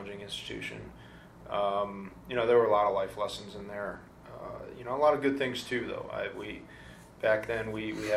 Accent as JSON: {"language": "English", "area": "the Midwest", "region": "Wisconsin", "country": "United States", "moved": "yes", "said": "I came from the Midwest"}